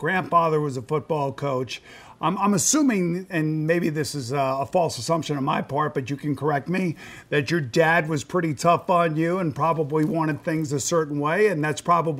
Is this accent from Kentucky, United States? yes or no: no; Long Island, New York, United States; I'm from Long Island, and I'm a Met fan.